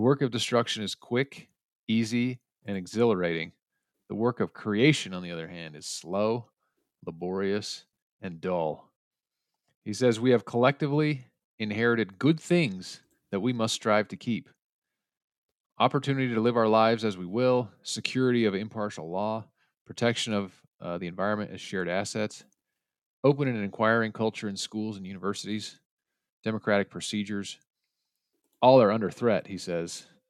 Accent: United States; as an American

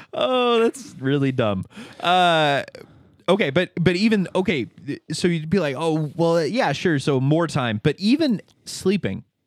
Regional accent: Hagerman, Idaho, United States; I was from Hagerman

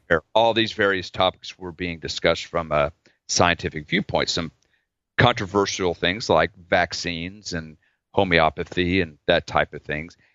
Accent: Oklahoma, United States; I grew up in Oklahoma

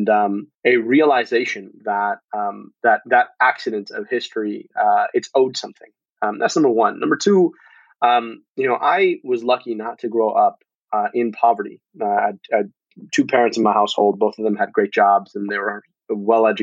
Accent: United States; having been born and raised in this country

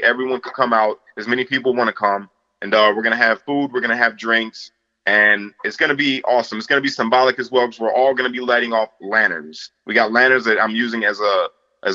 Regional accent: United States; I feel in my heart, I'm like the epitome of an American because I'm biracial.

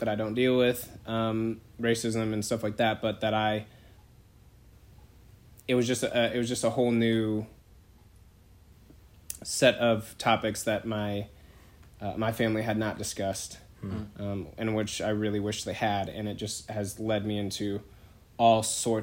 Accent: Bay Area, California, United States; now in Greensboro, United States; I'm from the Bay Area. I'm from the west side

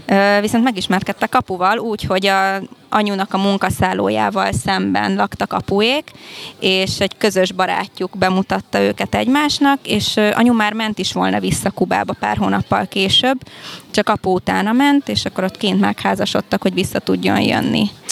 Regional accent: Hungary; first language Hungarian, Spanish; also born or lived in Cuba; én félig kubai vagyok, az anyukám kubai, az apukám magyar. Én itt születtem már Magyarországon

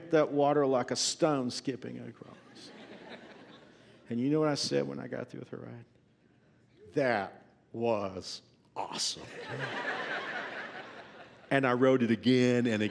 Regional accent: Fort Worth, Texas, United States; my hometown of Fort Worth

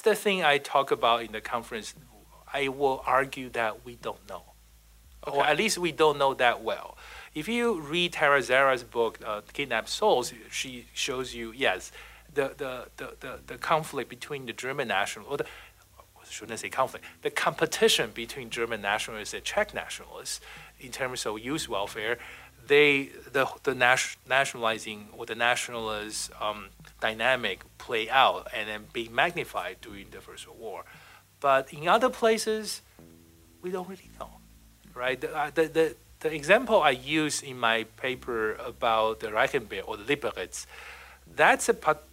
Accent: Taiwan; moved away as an adult; also born or lived in Taipei; now in United States; I'm originally from Taiwan

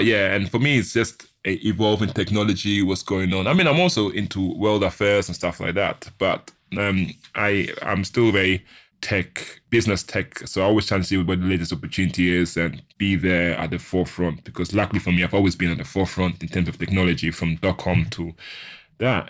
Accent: Ghana; I'm from Ghana

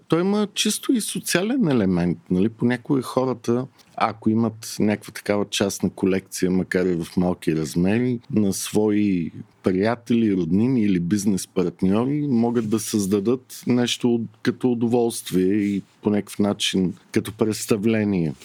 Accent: Bulgaria; аз като един българин

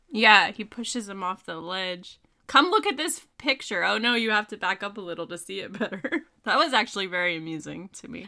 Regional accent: the North, United States; as a Yankee

